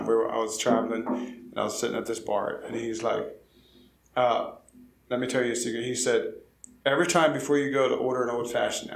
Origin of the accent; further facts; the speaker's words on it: Kentucky, United States; also born or lived in Pennsylvania; My parents moved to Kentucky when I was 9, and then I grew up here